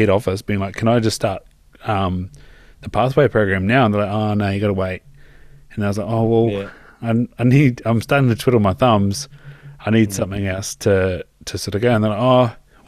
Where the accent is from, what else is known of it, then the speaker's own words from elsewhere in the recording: Invercargill, Southland, New Zealand; moved away; also born or lived in Christchurch; even though I'm from Invercargill, I'd spent plenty of time in Christchurch